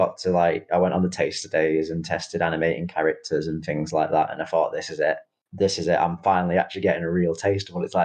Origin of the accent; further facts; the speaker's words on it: Manchester, North West England, United Kingdom; accent: Mancunian; also born or lived in India; I was actually born in India, but then brought over to the UK at a very young age in Manchester, hence why I've got the proud Mancunian accent. It was practically born into me there and then, but that's my kind of original origins. And I've always grown up in Manchester